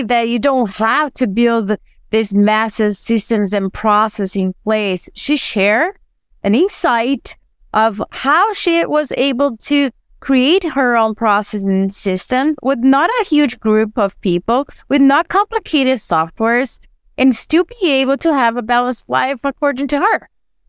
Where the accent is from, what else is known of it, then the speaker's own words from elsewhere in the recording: Brazil; born there; I was born in Brazil and I love soccer.